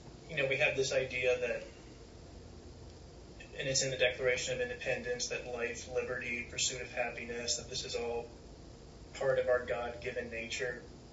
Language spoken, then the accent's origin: English; United States; as an American